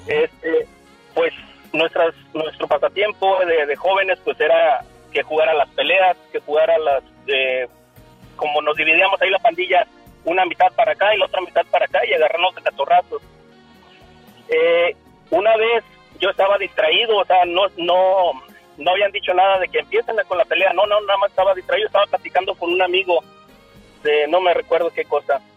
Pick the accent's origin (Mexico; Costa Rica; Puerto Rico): Mexico; Aguascalientes; moved away; yo, vivía, yo vengo allá de Aguascalientes